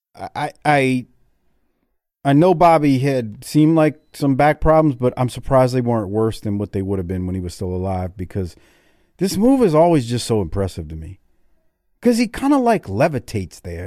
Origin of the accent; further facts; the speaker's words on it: Deep South, United States; I'm from the Deep South